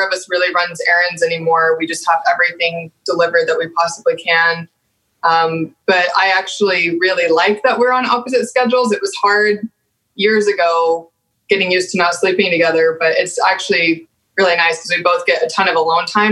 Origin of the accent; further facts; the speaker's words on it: Amarillo, Texas, United States; accent: Texan; moved away; growing up in Texas